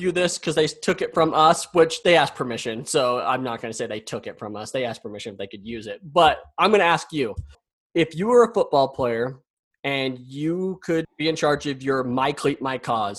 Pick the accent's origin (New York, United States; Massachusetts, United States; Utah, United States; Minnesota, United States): Utah, United States; because I'm from Utah. So I'm a Ute.